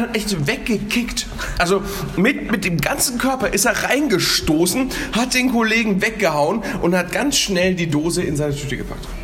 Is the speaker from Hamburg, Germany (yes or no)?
yes; Hamburg, Germany; now in Cologne, Germany; ich als Hamburger, der in seinem Leben gesagt hat, ich komme jetzt hierher